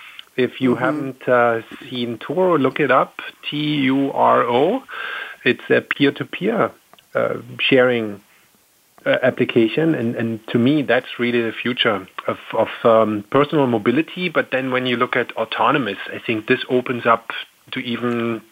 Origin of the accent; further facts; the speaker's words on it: Delaware, United States; it would really fill my home state of Delaware.